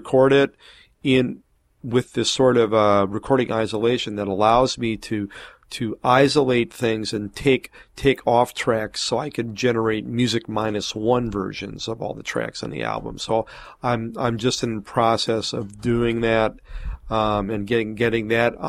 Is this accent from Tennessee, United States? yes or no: no; Milwaukee, Wisconsin, United States; moved away; my hometown in Milwaukee